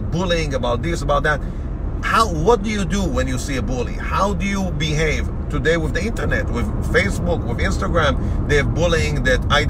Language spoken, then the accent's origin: English; Boston, Massachusetts, United States; we are coming from Boston.